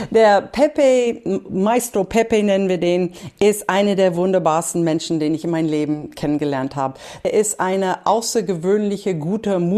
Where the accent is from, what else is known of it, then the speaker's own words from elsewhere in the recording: Berlin, Germany; Und ich habe angefangen mit Salsa tanzen aufgewachsen hier in Berlin